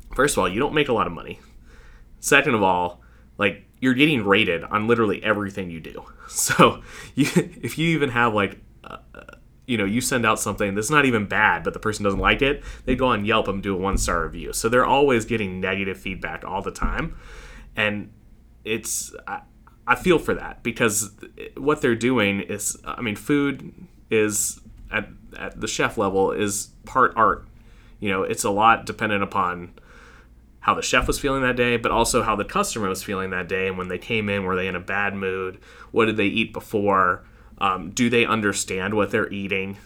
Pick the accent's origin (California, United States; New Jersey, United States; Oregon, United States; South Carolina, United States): South Carolina, United States; Fort Mill; also born or lived in New York / Charlotte, North Carolina; now in Rock Hill, United States; I grew up in Fort Mill